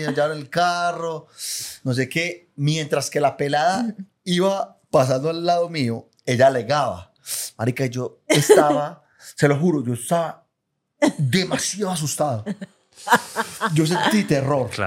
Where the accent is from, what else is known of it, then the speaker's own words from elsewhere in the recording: Itagüí, Antioquia, Colombia; yo soy de Medellín, yo eh, de, Itagüí